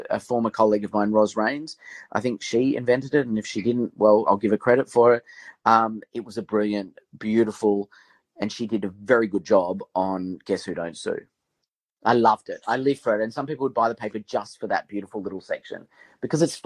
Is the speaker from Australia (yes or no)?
yes; Canberra, Australian Capital Territory, Australia; I grew up in Canberra, a very sort of working class family.